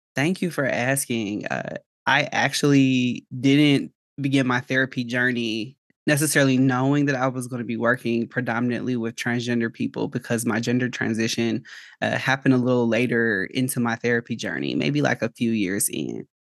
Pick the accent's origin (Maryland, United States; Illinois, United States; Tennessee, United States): Illinois, United States; Chicago; now in Georgia, United States; I am originally from Chicago, so I'm licensed in Illinois, but I'm currently living in Georgia